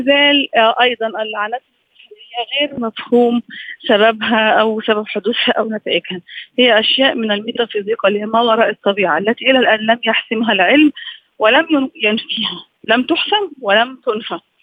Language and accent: Arabic; Egypt; احنا عندنا في مصر